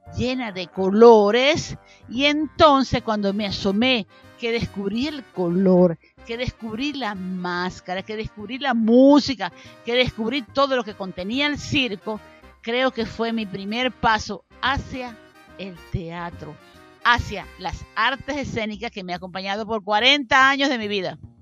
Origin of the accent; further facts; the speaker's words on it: Santa Bárbara del Zulia, Zulia, Venezuela; now in Maracaibo, Venezuela; nací en Santa Bárbara del Zulia, bajo las luces del relámpago del Catatumbo